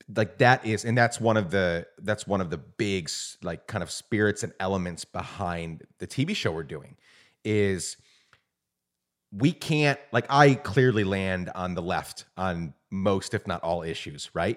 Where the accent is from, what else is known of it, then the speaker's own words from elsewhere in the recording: Guatemala; moved away as an adult; also born or lived in New York / Mid-South, United States; now in United States; I was born in New York, raised in Guatemala